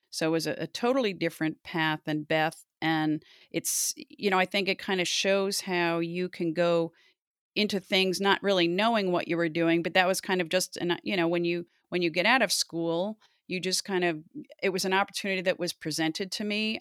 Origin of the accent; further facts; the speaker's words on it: Loudonville, New York, United States; I grew up outside of Albany in a little town called Loudonville